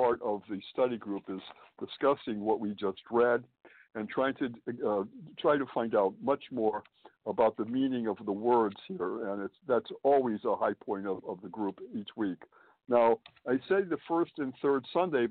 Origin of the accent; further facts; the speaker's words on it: Springfield, Massachusetts, United States; moved away as an adult; also born or lived in Boston, Massachusetts; now in New York City, United States; I was born and raised in New England, Springfield, Massachusetts, to be precise.